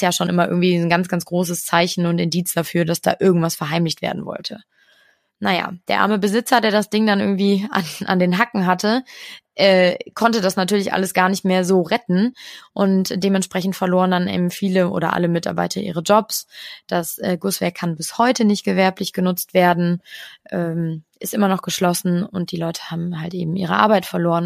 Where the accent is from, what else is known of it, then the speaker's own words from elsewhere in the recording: Cologne, North Rhine-Westphalia, Germany; ich würde jetzt als Kölnerin sagen